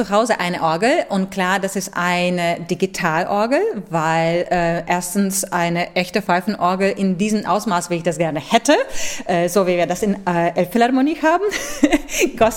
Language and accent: German; Latvia; German is a second language; Ich habe mich wirklich sehr, sehr nach meiner Heimat gesehen und ich, ich habe wirklich schwer überleben äh, können, dass ich nicht so bald nach Lettland darf und nicht so bald für lettisches Publikum spielen darf.